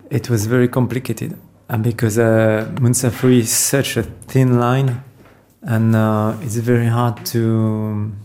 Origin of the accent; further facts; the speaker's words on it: Versailles, Île-de-France, France; also born or lived in Paris; I grew up in Versailles, which is a pretty ancient town. So and in Paris